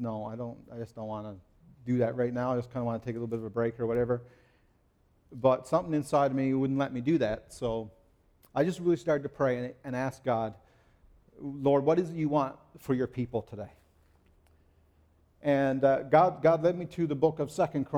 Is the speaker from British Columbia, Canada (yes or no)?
no; Newfoundland and Labrador, Canada; I'm from Newfoundland